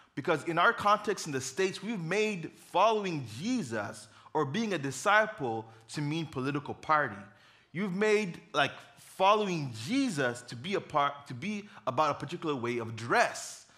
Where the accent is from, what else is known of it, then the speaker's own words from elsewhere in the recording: Uganda; moved away; I grew up in Uganda.